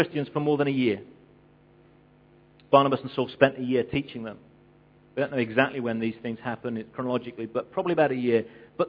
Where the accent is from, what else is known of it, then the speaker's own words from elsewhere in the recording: England, United Kingdom; I'm English